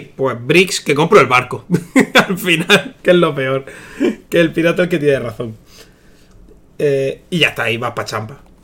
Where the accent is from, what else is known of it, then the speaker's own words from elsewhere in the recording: Almería, Andalusia, Spain; Soy de Almería